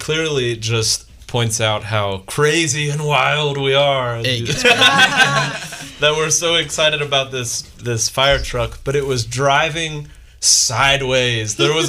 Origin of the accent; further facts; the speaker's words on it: Atlanta, Georgia, United States; now in Baton Rouge, United States; that's my hometown